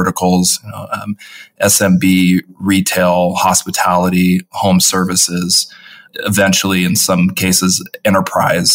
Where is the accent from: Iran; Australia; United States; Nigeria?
United States; Seattle, Washington; Born and raised Seattle, Washington, the rainy city